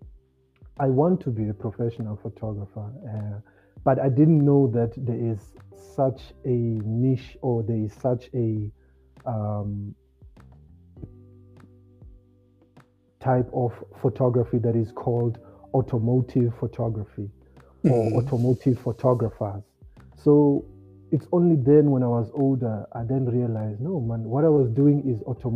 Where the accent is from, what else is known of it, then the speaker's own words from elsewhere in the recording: Gqeberha, Eastern Cape, South Africa; I grew up in Motherwell Township